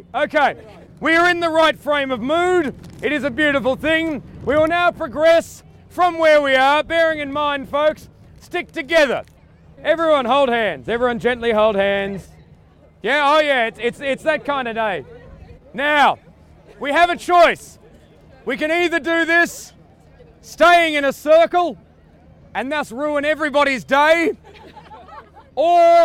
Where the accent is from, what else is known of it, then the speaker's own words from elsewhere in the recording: Australia; I'm Australian